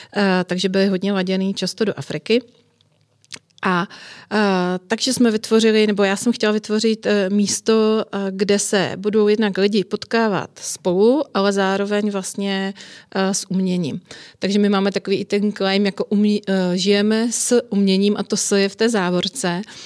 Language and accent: Czech; Frýdek-Místek, Moravian-Silesian Region, Czechia; moved away as an adult; now in Prague, Czech Republic; já jsem vyrůstala v rodině hodně kulturně zaměřené, že můj otec celý život hrál a vedl ochotnické divadlo u nás na malém městě ve Frýdsku místku, odkud pocházím